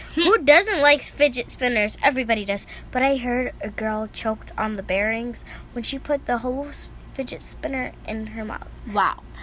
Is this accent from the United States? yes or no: yes; New York, United States; We grew up in New York together